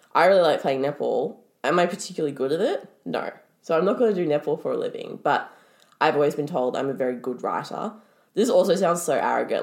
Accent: Melbourne, Victoria, Australia; born in Melbourne. I've lived in Melbourne my whole life

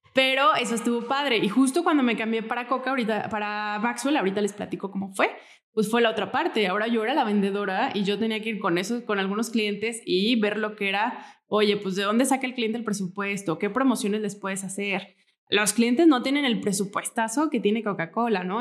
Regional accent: Morelia, Michoacán, Mexico; Yo soy de aquí, de Morelia, born and raised

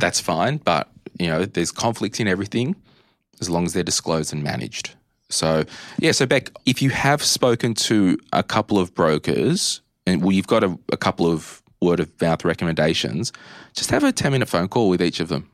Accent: Australia; Growing up in Australia

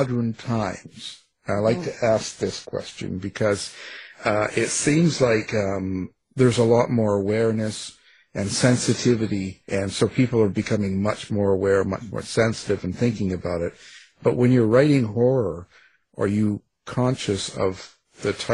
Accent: Canada; I'm a Canuck, too

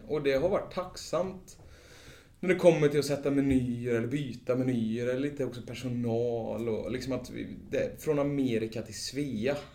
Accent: Vara, Västra Götaland, Sweden; moved away; vi kommer just från, från Vara, landet, slätta, bönder

